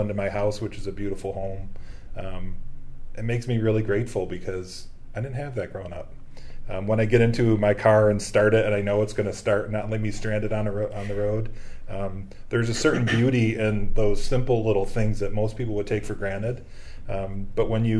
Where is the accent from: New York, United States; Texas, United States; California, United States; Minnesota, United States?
New York, United States; outside of Buffalo; moved away as an adult; now in Rochester, United States; I grew up outside of Buffalo area and spent 20 years of my career actually in Buffalo